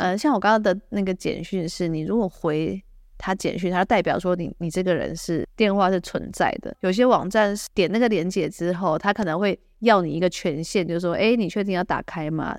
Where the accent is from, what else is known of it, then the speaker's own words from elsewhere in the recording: Taiwan; now in United States; 我台湾人在美国的社团